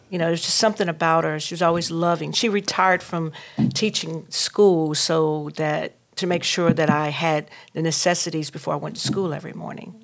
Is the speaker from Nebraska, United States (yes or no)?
no; North Carolina, United States; now in Durham, United States; I'm from Reeseville, North Carolina.